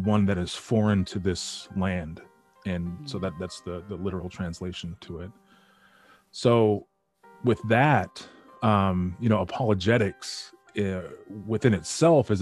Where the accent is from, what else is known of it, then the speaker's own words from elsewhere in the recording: Western North Dakota, United States; also born or lived in Detroit suburbs, Michigan; now in Detroit, United States; growing up in Western North Dakota is very slow.